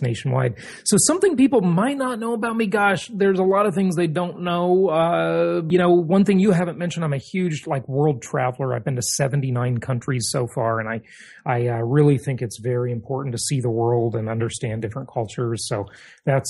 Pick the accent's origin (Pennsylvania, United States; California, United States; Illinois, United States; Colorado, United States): California, United States; Los Angeles; I grew up in Los Angeles, kind of poor, didn't have much money